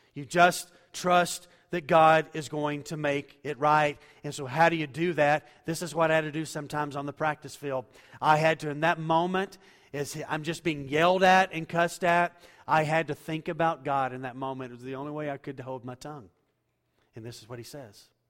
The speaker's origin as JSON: {"language": "English", "country": "United States", "said": "I'm an American"}